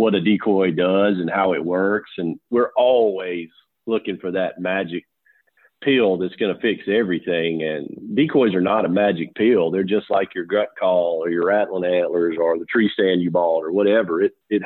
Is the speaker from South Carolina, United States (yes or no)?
yes; South Carolina, United States; also born or lived in Mississippi / Alabama / Georgia; I'm Southern boy myself, born and raised in South Carolina, moved around Mississippi, Alabama, Georgia, and back to South Carolina